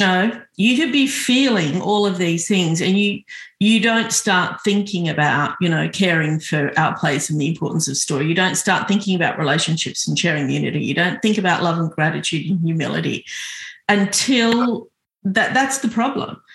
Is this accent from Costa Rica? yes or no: no; Sydney, New South Wales, Australia; I was born in Sydney, I was born here, but I was always yearning to go back